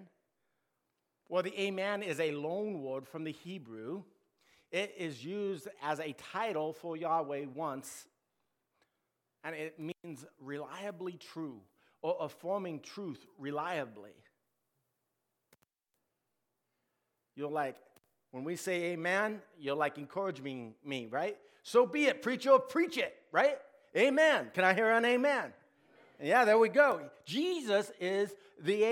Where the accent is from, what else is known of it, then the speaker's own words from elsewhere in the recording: United States; We, as Americans